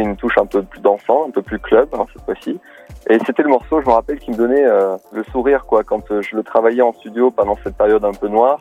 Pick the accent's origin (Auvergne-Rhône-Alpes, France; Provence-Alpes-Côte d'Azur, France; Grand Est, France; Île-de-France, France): Provence-Alpes-Côte d'Azur, France; Nice; je suis né à Nice